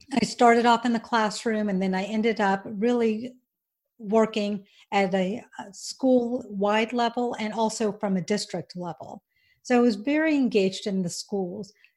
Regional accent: Georgia, United States; accent: twang; moved away as an adult; also born or lived in Auburn, Alabama; now in Florida, United States; I was born in Auburn, Alabama, as you can probably tell by my twang. Um, I was raised in Georgia

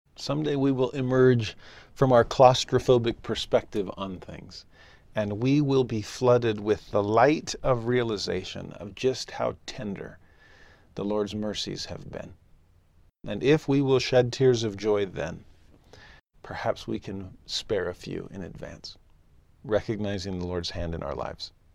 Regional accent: Southern California, United States; also born or lived in Tennessee; now in Utah, United States; Growing up in Southern California, I loved going to the beach.

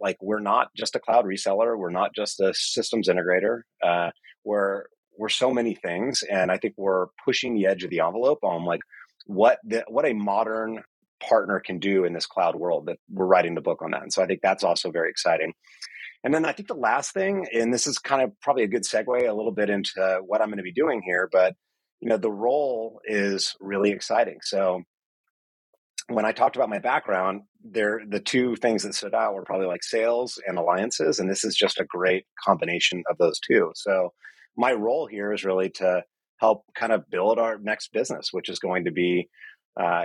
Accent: Marin County, Northern California, United States; I grew up in Northern California in Marin County

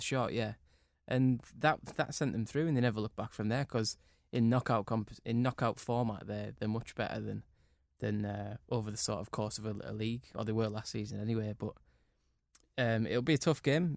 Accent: Cumbria, North West England, United Kingdom; I grew up in Cumbria

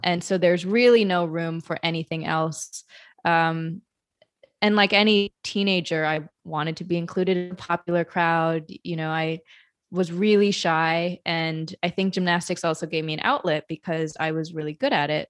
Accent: Madison, Wisconsin, United States; now in New York, United States; I grew up in Madison, Wisconsin

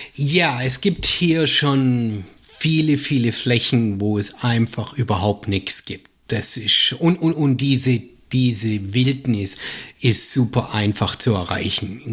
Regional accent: Germany; accent: German; now in United States; als Deutscher

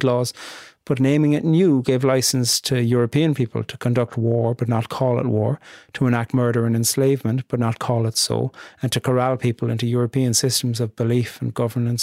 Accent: Ireland; being Irish

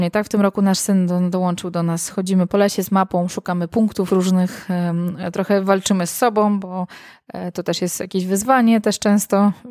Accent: Warsaw, Masovian Voivodeship, Poland; moved away as an adult; now in Ełk, Poland; ja jestem z Warszawy, tak, oryginalnie jestem Aha. z Warszawy, a y, tak, mieliśmy, przeprowadziliśmy się na 2-3 lata, do, mieliśmy tylko mieszkać tyle na Mazurach i mieszkamy teraz w Ełku już 7 lat w sumie.

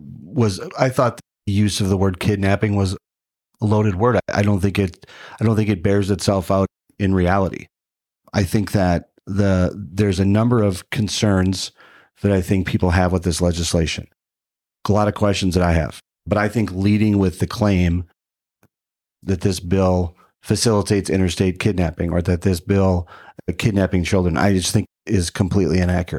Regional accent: Minnesota, United States; As a parent, as a Minnesotan, I have a number of concerns about the legislation

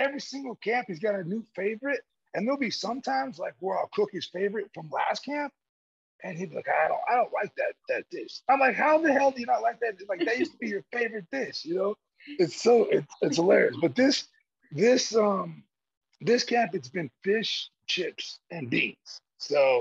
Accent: Georgia, United States; I'm from Georgia

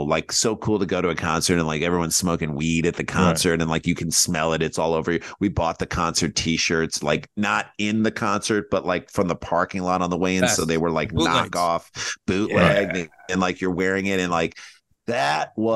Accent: St. Louis, Missouri, United States; we grew up in St. Louis, Midwest

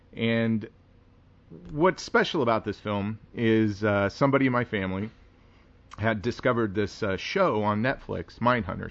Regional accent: Wichita, Kansas, United States; I grew up in Wichita, Kansas

